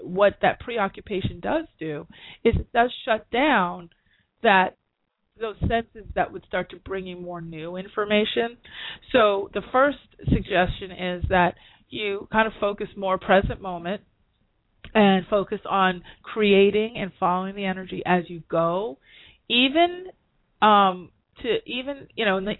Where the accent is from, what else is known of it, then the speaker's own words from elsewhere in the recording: New York, United States; I'm a New Yorker